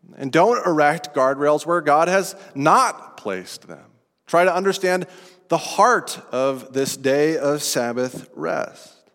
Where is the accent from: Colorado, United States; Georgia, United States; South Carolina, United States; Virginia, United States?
Colorado, United States; Estes Park; This is outside of Estes Park, Colorado, where I grew up